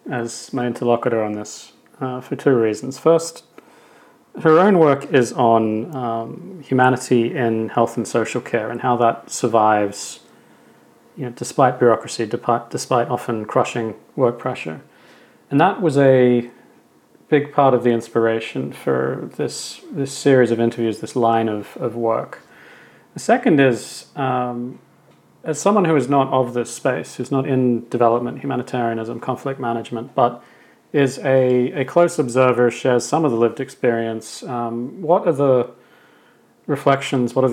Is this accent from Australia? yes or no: yes; Sydney, New South Wales, Australia; accent: Australian; is originally Australian, specifically uh, from the western suburbs of Sydney, which is quite a distinct accent for anyone who's lived in the region.